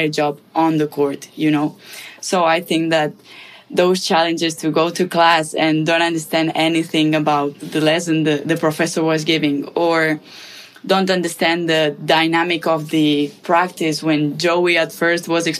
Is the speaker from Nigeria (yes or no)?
no; Spain; moved away as an adult; now in United States; I'm from Spain, from a little town. It's like 3,000 something people living there